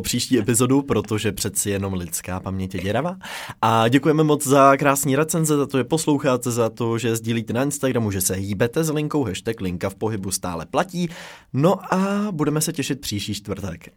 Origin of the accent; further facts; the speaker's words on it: Czechia; my jako Češi